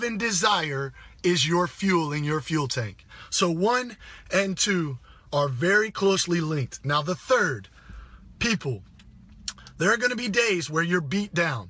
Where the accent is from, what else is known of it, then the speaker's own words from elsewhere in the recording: Greenville, South Carolina, United States; moved away; I'm coming back from my hometown, Greenville, South Carolina